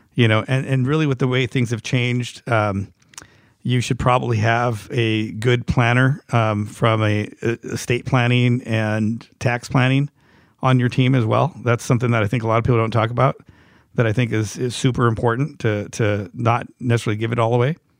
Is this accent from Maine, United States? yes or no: no; Los Angeles, California, United States; I grew up in Hollywood